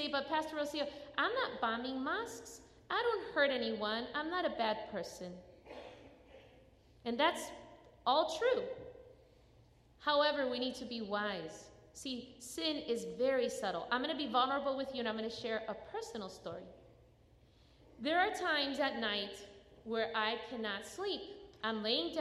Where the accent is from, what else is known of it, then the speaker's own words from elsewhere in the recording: Chicago, Illinois, United States; now in North Carolina, United States; I grew up in Chicago.